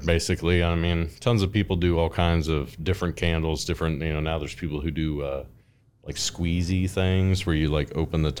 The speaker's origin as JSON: {"language": "English", "town": "Owensville", "region": "Ohio", "country": "United States", "said": "we're from Owens, we're in Owensville, we live in Owensville, and that fair happens in our town"}